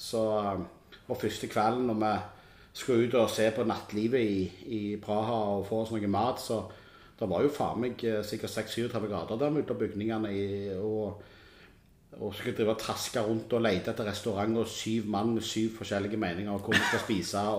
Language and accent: Norwegian; Norway; Det dummeste er jo at de spør jo gjerne hvor er du fra. Så er vi dumme som sier vi er nordmenn.